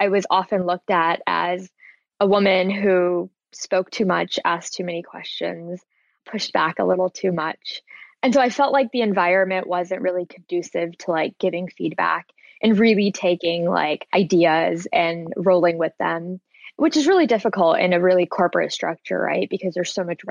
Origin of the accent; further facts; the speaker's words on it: East Coast, United States; also born or lived in Portland, Oregon; now in Los Angeles, United States; I'm from the East Coast